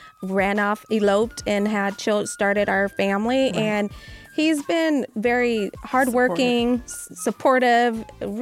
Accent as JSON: {"language": "English", "region": "Arkansas", "country": "United States", "moved": "yes", "lives_now": "Las Vegas, United States", "said": "I'm from Arkansas"}